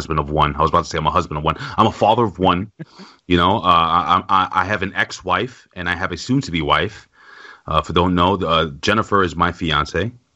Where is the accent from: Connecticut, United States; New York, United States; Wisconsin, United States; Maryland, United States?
New York, United States; New York City; I lived in the projects. I'm from New York City